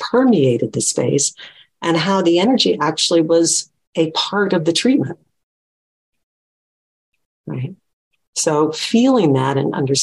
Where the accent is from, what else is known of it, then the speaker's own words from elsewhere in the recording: Florida, United States; where I grew up in Florida, nobody touched anybody.